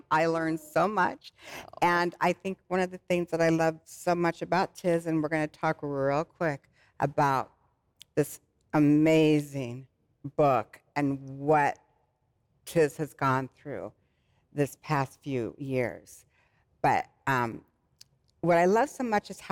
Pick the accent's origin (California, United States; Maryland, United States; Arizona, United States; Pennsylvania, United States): Arizona, United States; born or raised there